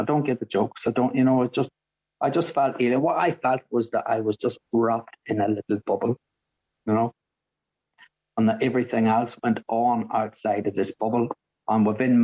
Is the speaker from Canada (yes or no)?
no; Northern Ireland, United Kingdom; now in Brighton, United Kingdom; I grew up in Northern Ireland